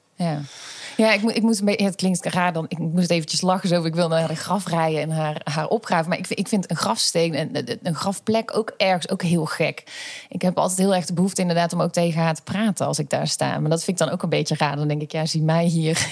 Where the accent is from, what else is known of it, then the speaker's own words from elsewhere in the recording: Schijndel, North Brabant, Netherlands; geboren en getogen in Schijndel